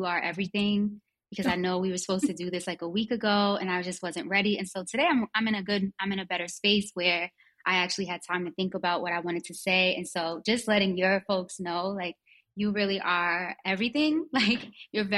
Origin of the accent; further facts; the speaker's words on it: Greenburgh, New York, United States; also born or lived in Harlem, New York City; I ended up going to school and being raised in Westchester in this little town called Greenberg